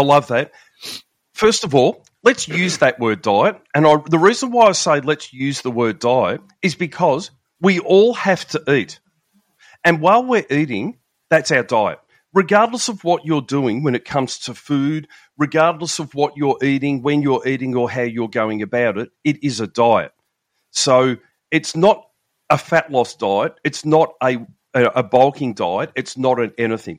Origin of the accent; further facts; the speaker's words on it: Melbourne, Victoria, Australia; I'm from Melbourne in Australia, down the very bottom of the big island of Australia there